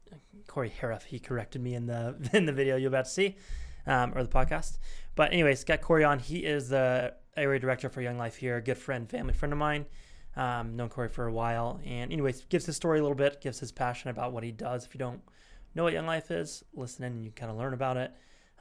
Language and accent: English; Oklahoma, United States; moved away; I was born in Oklahoma as well.